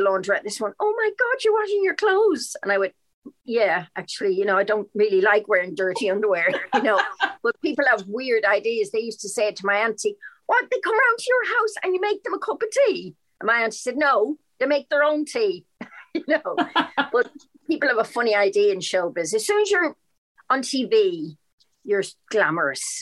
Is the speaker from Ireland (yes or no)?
yes; Dublin, Leinster, Ireland; also born or lived in London, United Kingdom; now in United Kingdom; especially Dublin, my hometown